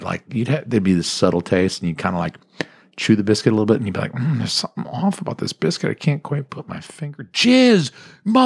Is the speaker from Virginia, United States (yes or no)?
no; Marietta, Georgia, United States; now in New England, United States; I'm from Marietta, Georgia is where I went to high school. It's where I grew up when I was a kid living with my parents.